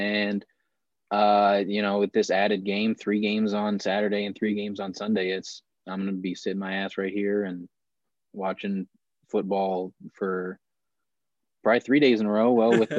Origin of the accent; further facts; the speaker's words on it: Ohio, United States; also born or lived in West Virginia; Growing up in Ohio, I know a lot of Browns fans.